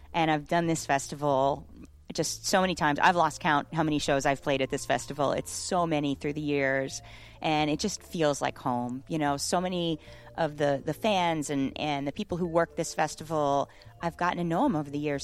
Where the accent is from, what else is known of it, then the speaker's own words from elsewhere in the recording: St. Petersburg, Florida, United States; I'm just a little girl from Saint Petersburg, Florida